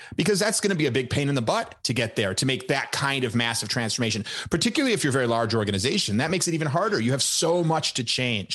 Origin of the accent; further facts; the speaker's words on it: Chicago, Illinois, United States; I grew up in Chicago